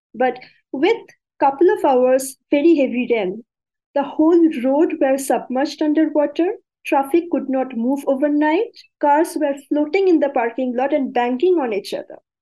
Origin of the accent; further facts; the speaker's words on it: India; being an Indian